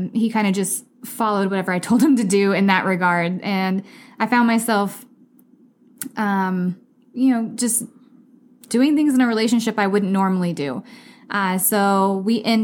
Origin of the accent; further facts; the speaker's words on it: Missouri, United States; moved away as an adult; now in Scottsdale, United States; I'm from Missouri originally, and I moved to Scottsdale in 2013.